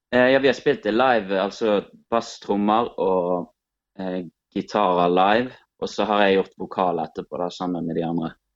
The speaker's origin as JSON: {"language": "Norwegian", "area": "Bjørnafjorden municipality", "region": "Vestland", "country": "Norway", "said": "vi er fra Bjørnafjorden kommune"}